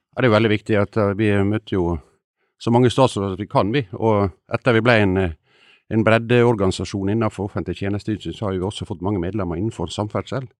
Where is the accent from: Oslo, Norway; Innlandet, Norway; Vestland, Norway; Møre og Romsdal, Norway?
Møre og Romsdal, Norway; Ålesund; jeg kommer fra Ålesund, der går det tog bare én gang i året.